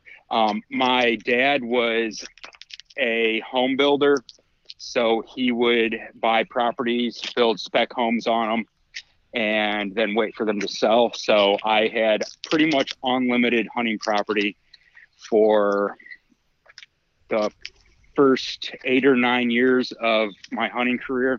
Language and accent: English; Northwest Ohio, United States; I grew up in Northwest Ohio, in a family that did very little fishing and no hunting